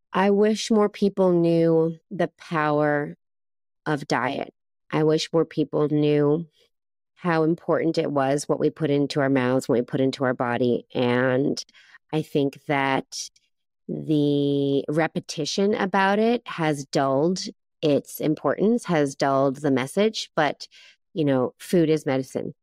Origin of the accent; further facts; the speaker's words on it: East Coast of Canada, Canada; moved away as an adult; now in Taiwan; I'm from the east coast of Canada